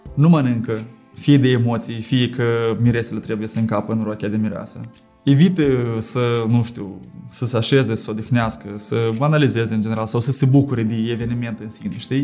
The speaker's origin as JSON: {"language": "Romanian", "town": "Chișinău", "country": "Moldova", "said": "am revenit acasă, la Chișinău dacă m-aș fi simțit discriminat, că sunt de la Chișinău, că sunt în Republica Moldova"}